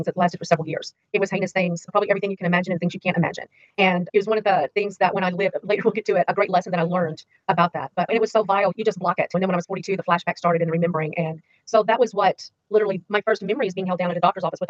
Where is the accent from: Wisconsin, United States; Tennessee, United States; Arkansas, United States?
Arkansas, United States; moved away as an adult; also born or lived in Carroll Gardens, New York / Harlem, New York; now in New York, United States; I was born in Arkansas. So I was born to a poor pastor and his wife. We were very poor growing up